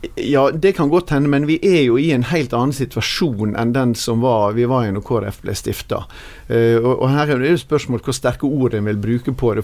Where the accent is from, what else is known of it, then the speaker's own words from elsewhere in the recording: Sunnmøre, Møre og Romsdal, Norway; som sunnmøring